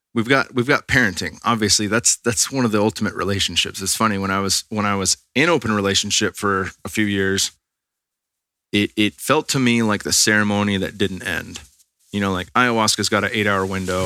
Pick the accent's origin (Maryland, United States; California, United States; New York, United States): California, United States; Bay Area; we're from the Bay Area